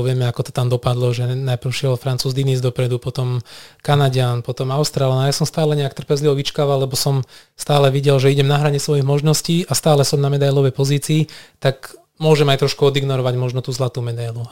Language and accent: Slovak; Nitra, Nitra Region, Slovakia; moved away as an adult; also born or lived in Banská Bystrica; Ja som vyrastal v Nitre, začal som sa tam aj študovať na vysokej škole